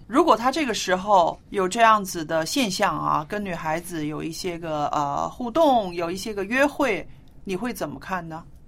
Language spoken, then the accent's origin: Chinese; China; 我们中国人